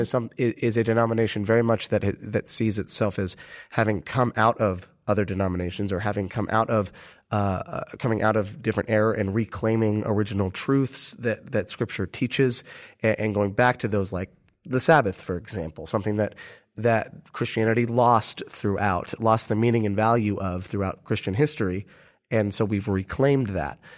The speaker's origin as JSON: {"language": "English", "country": "United States", "said": "everyone immediately knows we're American"}